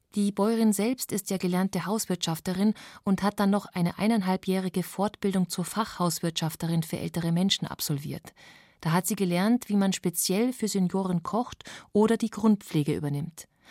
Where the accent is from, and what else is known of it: Bavaria, Germany